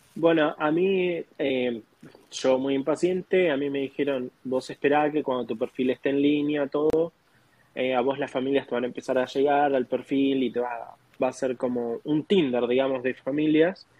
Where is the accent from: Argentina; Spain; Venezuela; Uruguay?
Argentina; moved away as an adult; now in United States; de Argentina, tengo 25 años y llegué acá en octubre del 2021